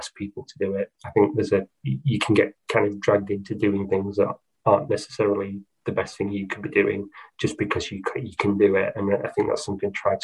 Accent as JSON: {"language": "English", "town": "Doncaster", "region": "Yorkshire and the Humber", "country": "United Kingdom", "tie": "born or raised there", "said": "I'm from Doncaster, it's my hometown"}